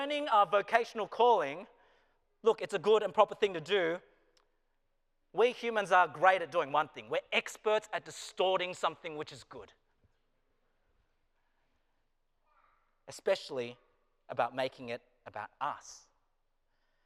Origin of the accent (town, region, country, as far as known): Australia; moved away as an adult; now in Wilmore, United States